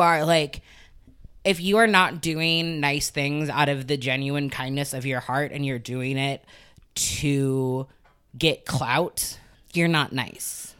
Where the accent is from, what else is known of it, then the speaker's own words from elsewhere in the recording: Chicago, Illinois, United States; moved away; also born or lived in Evanston, Illinois; I spent equal times in Evanston and the city